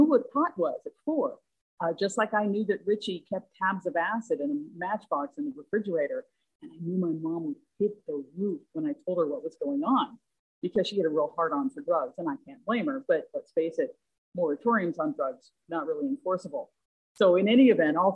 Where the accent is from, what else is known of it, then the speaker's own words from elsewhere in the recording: Texas, United States; moved away; I spent my formative teen years in Texas